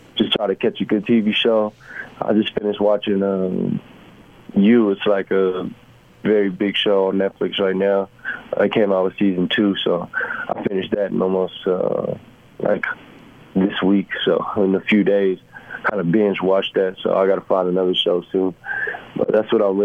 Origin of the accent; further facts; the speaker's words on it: San Antonio, Texas, United States; moved away as an adult; also born or lived in Missouri / Los Angeles / Cleveland; now in Utah, United States; I'm from San Antonio, Texas